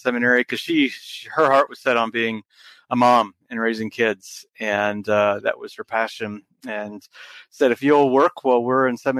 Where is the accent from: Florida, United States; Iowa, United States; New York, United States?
Iowa, United States; I was born and raised in Iowa